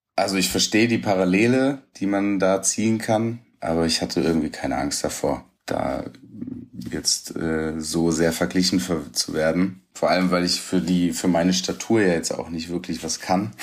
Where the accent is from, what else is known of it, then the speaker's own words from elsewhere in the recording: Hunsrück, Rhineland-Palatinate, Germany; Meine Mutter war arbeiten, alleinerziehend. Mein Vater hat hier in Stuttgart gelebt. Ich im Hunsrück mit meiner Mutter und meinen Geschwistern